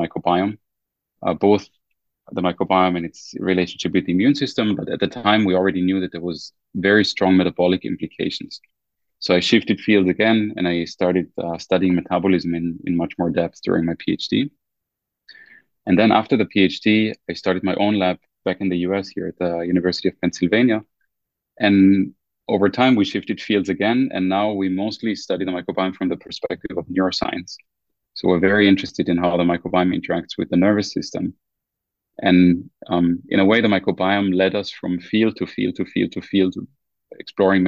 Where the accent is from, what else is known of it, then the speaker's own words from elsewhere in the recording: Germany; moved away as an adult; now in United States; I was born and raised in Germany, and I also started my undergraduate studies in Germany.